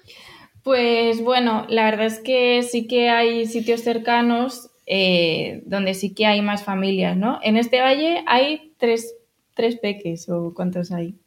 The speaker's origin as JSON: {"language": "Spanish", "town": "Madrid", "region": "Community of Madrid", "country": "Spain", "moved": "as an adult", "said": "somos de Madrid"}